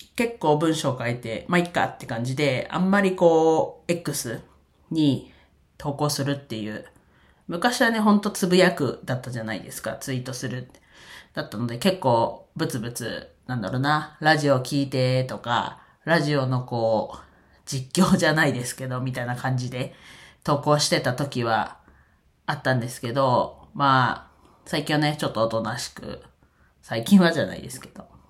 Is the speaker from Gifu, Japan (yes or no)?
no; Iwate, Japan; 自分の出身地である岩手